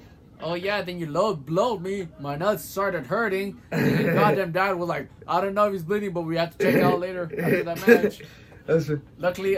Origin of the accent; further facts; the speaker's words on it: Kansas, United States; now in North Carolina, United States; I was from Kansas. Now my ass is in North Carolina